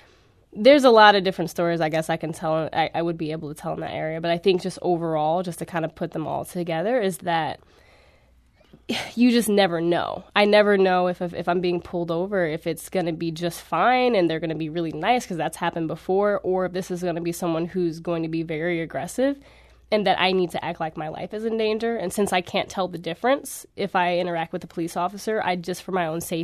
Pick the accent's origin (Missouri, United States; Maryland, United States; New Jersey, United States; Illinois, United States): Missouri, United States; Florissant; I mean, well, I know, again, I grew up in Florissant, very diverse area, and I went to school in an area that wasn't so diverse necessarily.